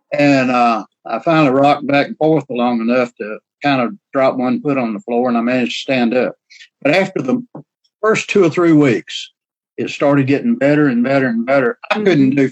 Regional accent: the South, United States; accent: southern drawl; I have a southern drawl

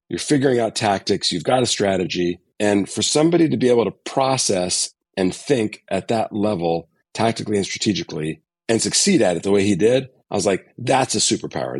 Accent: Connecticut, United States; moved away as an adult; I grew up in the East Coast, so I was in New England, grew up in Connecticut, a small suburb of New York City

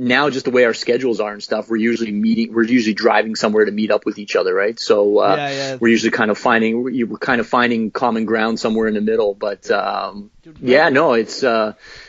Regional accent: Hamilton, Ontario, Canada; moved away as an adult; also born or lived in Toronto; now in Vancouver, Canada; Hamilton's actually my hometown

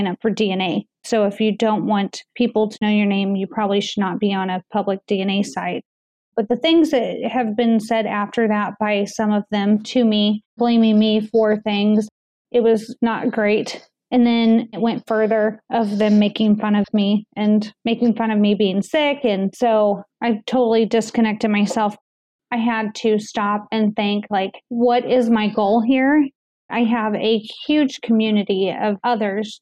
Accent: United States; as American citizens

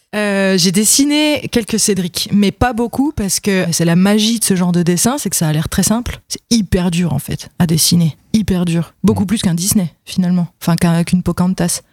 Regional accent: Vesoul, Bourgogne-Franche-Comté, France; accent: Franc-comtois; moved away; also born or lived in Besançon; je suis de Vesoul

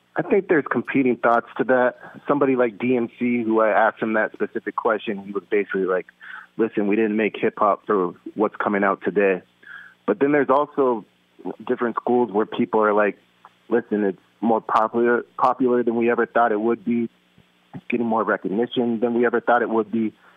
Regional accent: West Coast, United States; I grew up on the West Coast

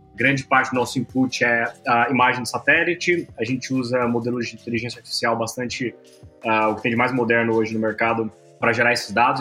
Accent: Campo Grande, Mato Grosso do Sul, Brazil; Sou de Campo Grande, Mato Grosso do Sul

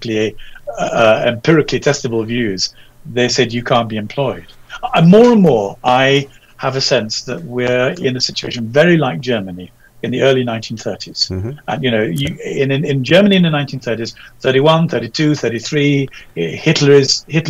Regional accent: England, United Kingdom; being an Englishman and our English society

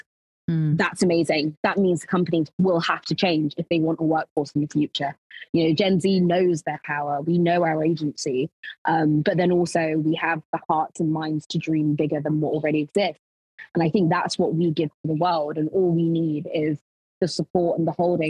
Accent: London, United Kingdom; also born or lived in Lincolnshire; growing up, I grew up in North London in Tottenham

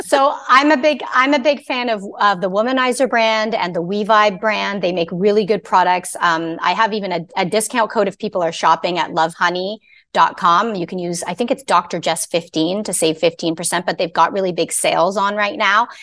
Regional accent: Canada; I'm Canadian. I'm not American

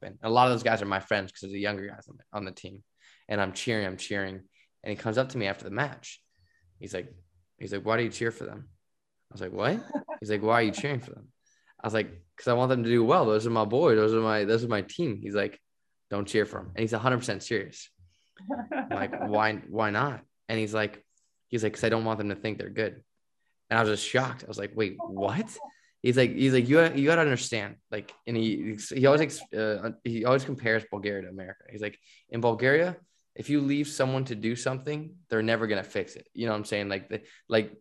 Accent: United States; moved away as an adult; I'm like the American

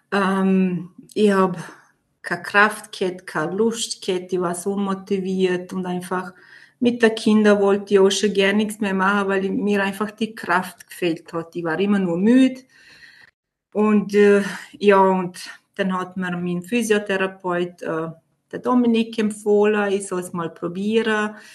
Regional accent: Vorarlberg, Austria; ich bin 38 Jahre alt und komme aus Vorarlberg.

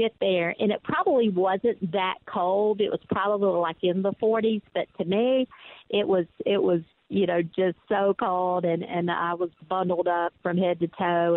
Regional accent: Deep South, United States; accent: deep south; you could tell from my accent that I am from the deep, deep, deep south

